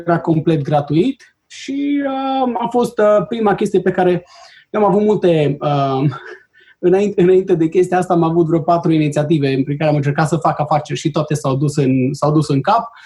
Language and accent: Romanian; Romania; moved away as an adult; also born or lived in Bucharest; now in Chicago, United States; de când am plecat din România, sunt 18